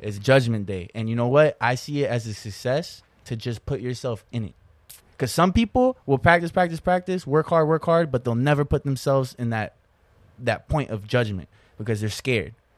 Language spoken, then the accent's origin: English; Florida, United States; I'm still technically in my hometown.